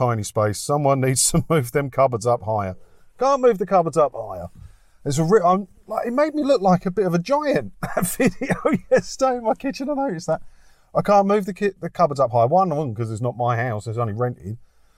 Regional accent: Maldon, East of England, United Kingdom; also born or lived in Clacton-on-Sea, Essex; I grew up, I was born in Clacton and then I moved to Maldon just over there.

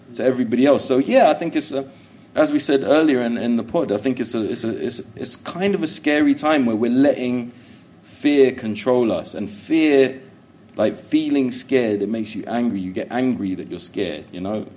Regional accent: London, United Kingdom; I was born in Willesden

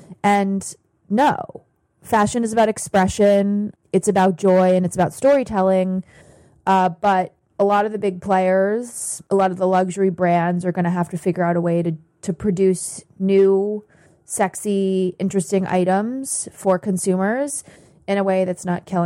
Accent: United States; as an American

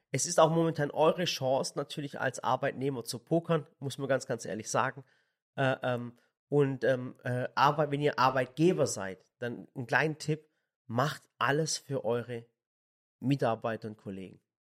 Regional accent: Swabia, Baden-Württemberg, Germany; also born or lived in Sinop, Turkey (family); ich bin Schwabe

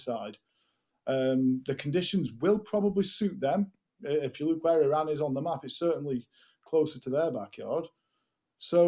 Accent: England, United Kingdom; as English fans

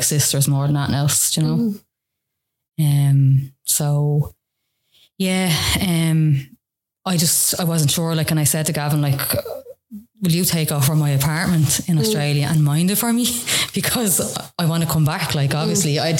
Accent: Clondalkin, Leinster, Ireland; also born or lived in Wicklow / Brittas Bay; I'm from Clondalkin.

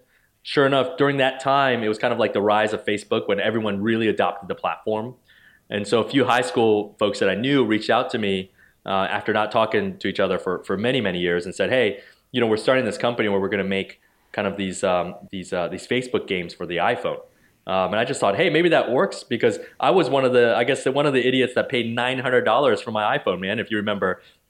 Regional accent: New Jersey, United States; also born or lived in Ohio, United States / Baltimore, United States; I did. So I grew up in Central Jersey. So my parents immigrated to the U.S. from Taiwan.

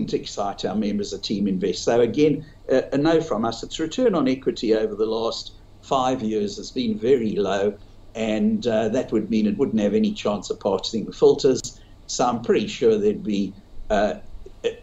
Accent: South Africa; moved away as an adult; now in Australia; I grew up in South Africa, started all my investing in South Africa

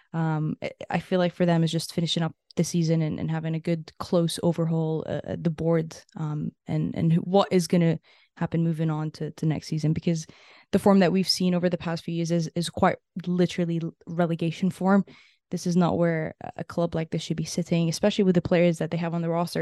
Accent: Canada; as a Canadian

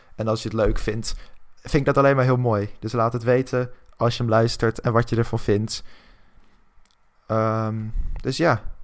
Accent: Netherlands

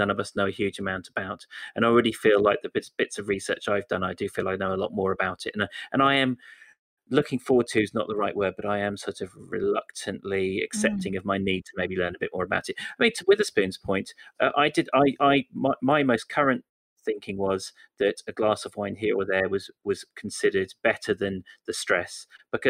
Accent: West Country, South West England, United Kingdom; I'm actually from the West Country

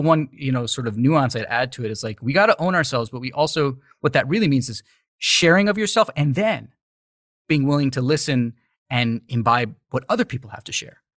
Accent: New York City, New York, United States; moved away as an adult; now in Los Angeles, United States; I was born and raised in the U S, raised, you know, grew up in New York City.

